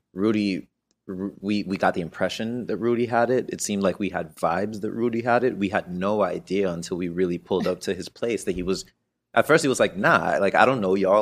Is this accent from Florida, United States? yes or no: yes; Miami, Florida, United States; moved away; we grew up in Miami